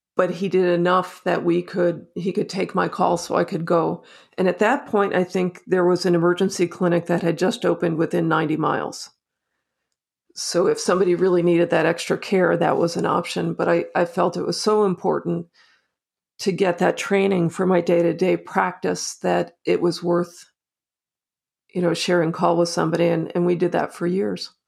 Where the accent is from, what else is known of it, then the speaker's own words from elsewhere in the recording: New Jersey, United States; moved away; also born or lived in North Carolina; I grew up in New Jersey. I grew up on a dirt road in the country